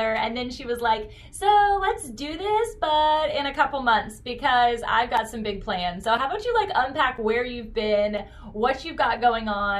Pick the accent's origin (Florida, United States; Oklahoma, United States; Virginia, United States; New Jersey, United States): Virginia, United States; Virginia Beach; I am born and raised in Virginia Beach, Virginia, and I am not going anywhere